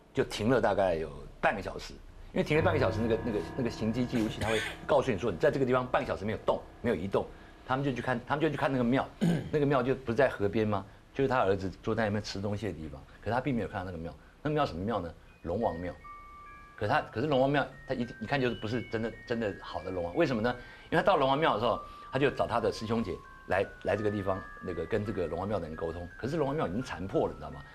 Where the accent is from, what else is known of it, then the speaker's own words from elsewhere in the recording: Taiwan; 至少我们台湾人是尊重所有宗教